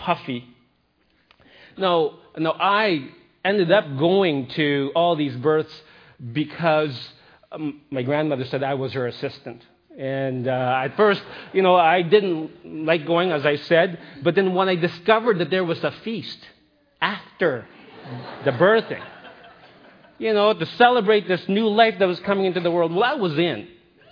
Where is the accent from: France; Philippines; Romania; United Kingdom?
Philippines; moved away; I grew up in the Philippines, and I spent a lot of time with my grandmother